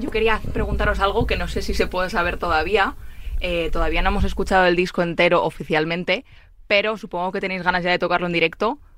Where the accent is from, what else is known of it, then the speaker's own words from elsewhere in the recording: Galicia, Spain; como buen gallego